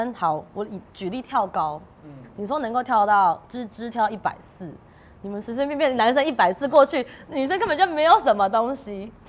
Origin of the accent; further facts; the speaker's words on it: Tainan, Taiwan; moved away as an adult; 因为我是南部人，台南的小孩嘛，所以我大学就十八岁我才上台北。